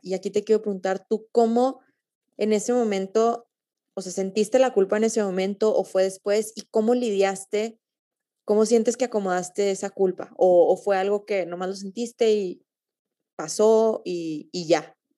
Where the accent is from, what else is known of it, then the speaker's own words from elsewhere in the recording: Torreón, Coahuila, Mexico; también soy de Torreón